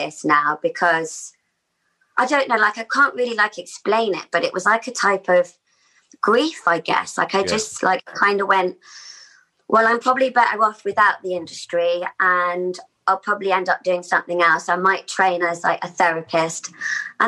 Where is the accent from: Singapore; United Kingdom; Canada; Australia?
Australia; the age of about 8 or 9 growing up in Australia. And like a sense of like we just moved there